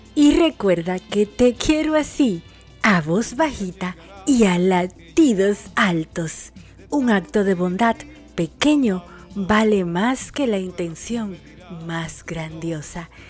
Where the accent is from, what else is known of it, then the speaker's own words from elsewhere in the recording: Dominican Republic; now in Argentina; República Dominicana, mi país, mi tierra, mi patria